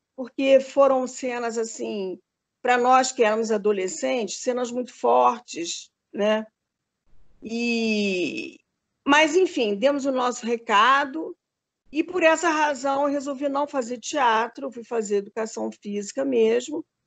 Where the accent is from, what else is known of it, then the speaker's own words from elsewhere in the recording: Rio de Janeiro, Brazil; moved away as an adult; also born or lived in Minas Gerais; eu sou carioca, né? nasci no Rio de Janeiro